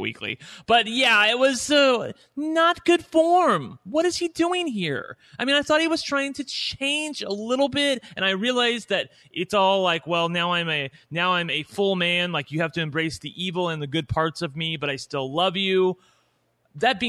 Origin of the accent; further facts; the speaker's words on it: New Albany, Indiana, United States; my hometown here, like in New Albany, Indiana